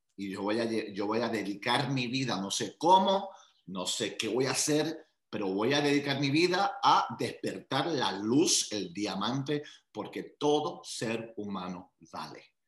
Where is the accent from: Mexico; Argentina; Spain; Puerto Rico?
Puerto Rico; also born or lived in Long Island, New York; Nací en New York, en Long Island, y ah, al añito mi familia se muda a Puerto Rico